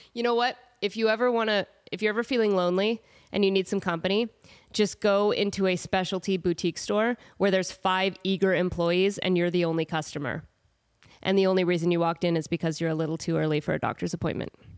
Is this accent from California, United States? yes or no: no; Portland, Oregon, United States; moved away; I'm from Portland